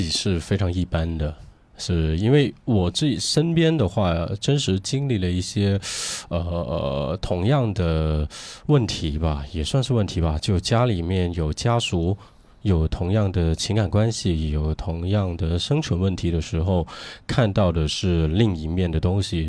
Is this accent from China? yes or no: yes; Guangzhou, Guangdong, China; 我们都是在，呃，城市，在广州土生土长的